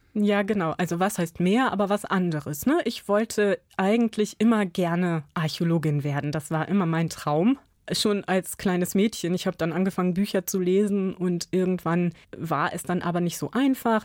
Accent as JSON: {"language": "German", "town": "Buxtehude", "region": "Lower Saxony", "country": "Germany", "tie": "born or raised there", "also_born_or_lived": "Spessart, Bavaria", "said": "ich bin auf dem Land aufgewachsen, in der Nähe von Hamburg"}